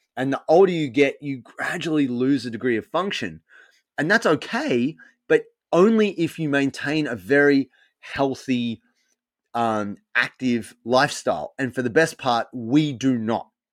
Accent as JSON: {"language": "English", "town": "Sydney", "region": "New South Wales", "country": "Australia", "tie": "born or raised there", "moved": "as an adult", "lives_now": "Melbourne, Australia", "said": "I'm from Sydney originally. I grew up in Sydney"}